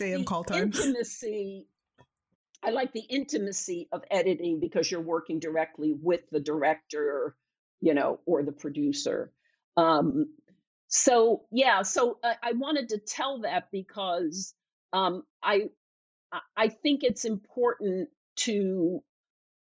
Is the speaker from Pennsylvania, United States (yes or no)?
yes; Philadelphia, Pennsylvania, United States; moved away as an adult; I'm from Philadelphia, and I went back to Philly and worked as a waitress